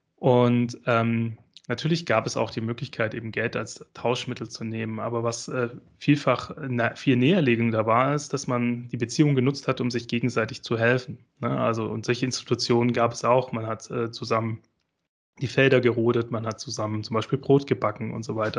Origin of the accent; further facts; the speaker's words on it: Esslingen am Neckar, Baden-Württemberg, Germany; ich komme ja ähm, aus Esslingen äh, am Neckar. Ähm, das ist ganz in der Nähe von, äh, äh von Stuttgart